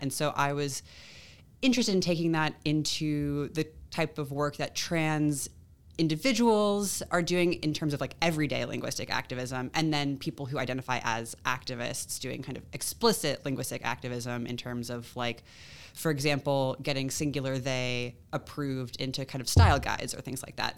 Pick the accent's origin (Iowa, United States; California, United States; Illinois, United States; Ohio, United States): California, United States; Long Beach; moved away as an adult; also born or lived in Atlanta; now in Columbia, United States; I grew up in California, did my undergrad out there